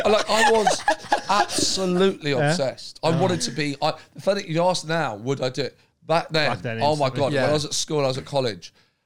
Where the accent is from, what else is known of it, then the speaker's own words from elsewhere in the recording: Brighton, South East England, United Kingdom; I know I'm from Brighton, so I used to see him all the time.